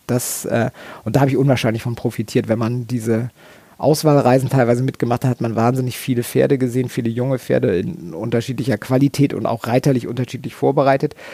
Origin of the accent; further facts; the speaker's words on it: Rastede, Lower Saxony, Germany; ich bin in Rastede groß geworden, im Oldenburgischen und das ist, äh, da ist das große Landesturnier, da ist die Stutenschau des Oldenburger Verbandes